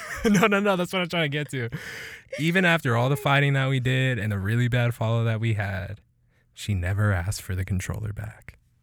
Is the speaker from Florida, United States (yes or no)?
no; Killeen, Texas, United States; This is all my city, two five four